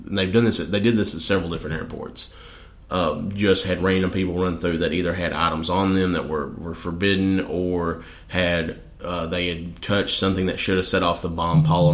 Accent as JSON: {"language": "English", "country": "United States", "said": "as both an American and as a Christian"}